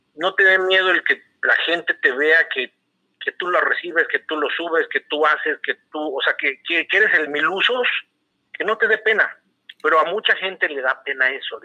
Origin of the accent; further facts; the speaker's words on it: Querétaro, Mexico; moved away as an adult; also born or lived in Torreón; regresar a Querétaro, regresar a, casa, se puede decir